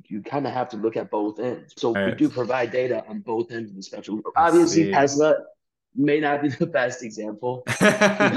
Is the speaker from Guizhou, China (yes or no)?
no; Chengdu, Sichuan, China; moved away; also born or lived in Beijing; I grew up in China in a, you know, small, quote-unquote, small town of 10 million people in southwest China called Chengdu